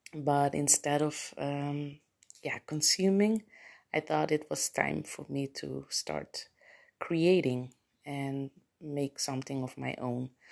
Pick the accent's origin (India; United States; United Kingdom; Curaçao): Curaçao; English is a second language; moved away as an adult; also born or lived in Netherlands; now in Aruba; I was born in Curacao, but I lived in Holland, um, Europe for basically my entire adult life.